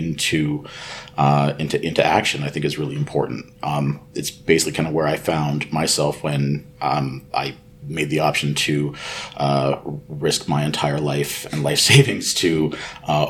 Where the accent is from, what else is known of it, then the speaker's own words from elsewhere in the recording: Kitchener-Waterloo, Ontario, Canada; I'm from Kitchener-Waterloo, Ontario, which is in Canada.